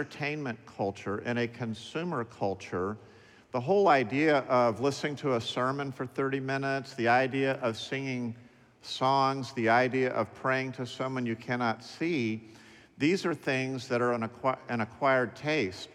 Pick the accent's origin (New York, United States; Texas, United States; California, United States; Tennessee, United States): Texas, United States; Dallas; When I was growing up in Dallas between ages 5 and 10